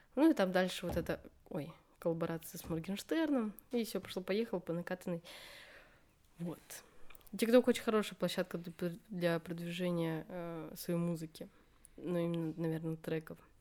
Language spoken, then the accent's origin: Russian; Buryatia, Russia; 03, потому что регион Бурятия